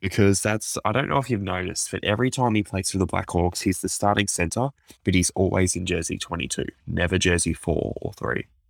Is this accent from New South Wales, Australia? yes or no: no; Queensland, Australia; as a Queenslander